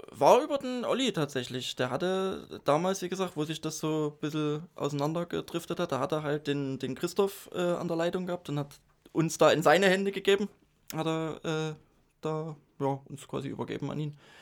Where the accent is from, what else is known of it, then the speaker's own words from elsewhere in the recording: Dresden, Saxony, Germany; Ich bin äh, in Dresden geboren, aufgewachsen